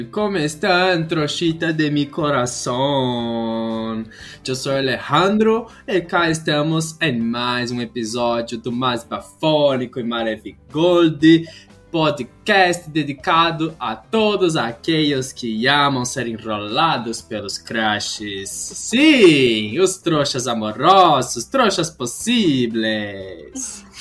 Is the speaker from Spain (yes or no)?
yes; Spain; Portuguese is a second language; Ai, desculpa, não tenho essas expressões de Portugal, que sou de Espanha, então, eh